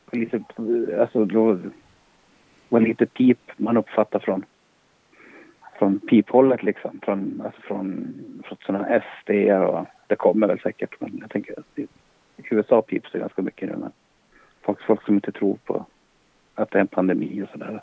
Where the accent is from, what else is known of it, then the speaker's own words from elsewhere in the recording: Boden, Norrbotten County, Sweden; jag är född i Boden